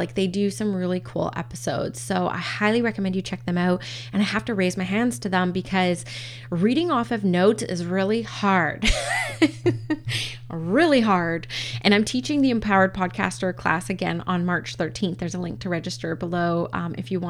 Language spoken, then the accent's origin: English; Canada; I'm First Nations Canadian, as well as Scottish descent as well, and English and Canadian